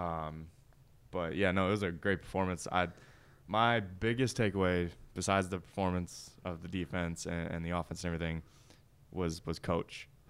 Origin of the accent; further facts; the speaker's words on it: Michigan, United States; moved away as an adult; also born or lived in Missouri; now in Tennessee, United States; I'm from Michigan